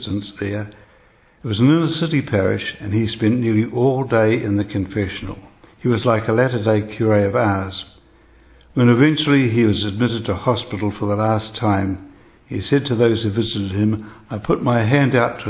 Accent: New Zealand; I am a New Zealander, as were my parents before me and one pair of grandparents

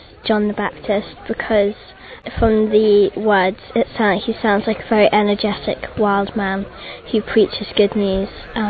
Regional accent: England, United Kingdom; I am from England. I am 11.

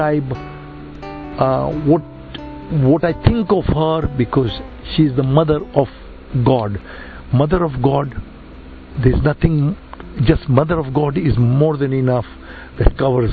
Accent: India; I'm Indian.

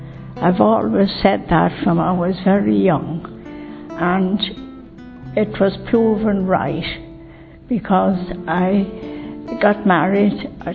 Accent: County Longford, Ireland; County Longford.

